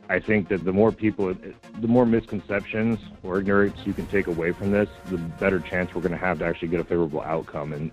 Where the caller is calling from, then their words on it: Palmer, United States; Hey, Michael. It's … from Palmer.